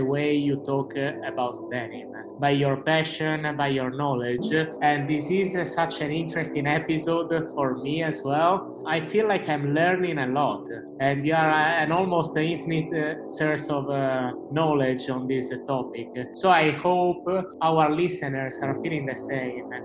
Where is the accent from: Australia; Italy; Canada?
Italy; Cagliari, Sardinia; now in London, United Kingdom; Today I'm not recording from London, but I'm recording from my hometown, Cagliari in Sardinia